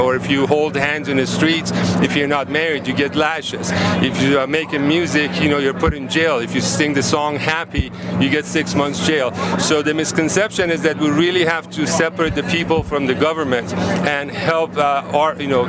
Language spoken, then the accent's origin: English; Iran; moved away as an adult; also born or lived in Oregon / California; now in United States; Absolutely. I'm originally from Iran. I was 18 years old when I came to the United States in 1975.